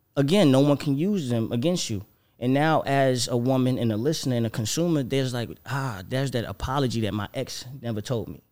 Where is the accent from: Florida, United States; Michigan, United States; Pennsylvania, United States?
Florida, United States; moved away; also born or lived in Atlanta; I'm from Florida